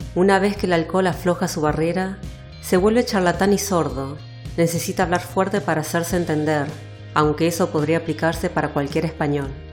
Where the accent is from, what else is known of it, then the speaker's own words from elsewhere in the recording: Buenos Aires, Argentina; accent: porteño; moved away as an adult; now in Barcelona, Spain; apenas decís hola, ya te reconocen como argentino, o mejor dicho, como porteño